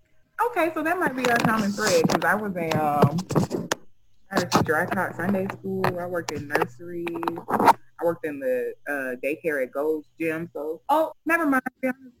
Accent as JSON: {"language": "English", "country": "Sierra Leone", "said": "Oh, I said I was from Sierra Leone. So, yeah, we have the best beaches in the world, and I like to swim."}